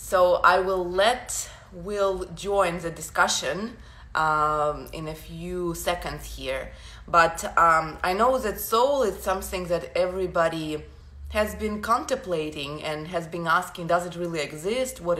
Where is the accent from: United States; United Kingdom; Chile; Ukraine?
Ukraine; English is a second language; now in Canada; I moved to Canada from Ukraine about 10 years ago. So using a different ma- language, you know, living in a new environment, it forces your mind to reprogram a bit, right?